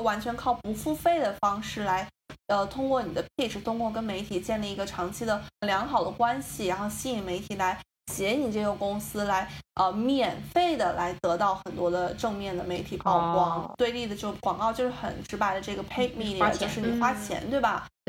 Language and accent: Chinese; China; now in New York, United States; 因为在海外，你作为一个中国人做公关，真的是天时地利人和可能一样都占不到的那。种，比如说像我在纽约